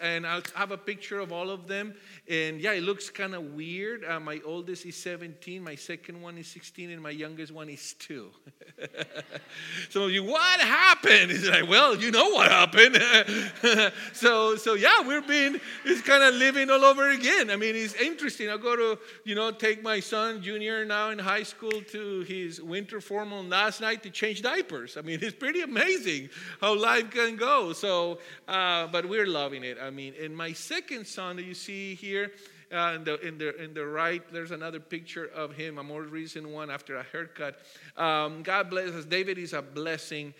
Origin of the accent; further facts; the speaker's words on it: Bogotá, Colombia; English is a second language; moved away as an adult; also born or lived in Hawaii; now in San Diego, United States; I was born and raised in Colombia. I'm from Bogota in South America. And I came here when I was 24.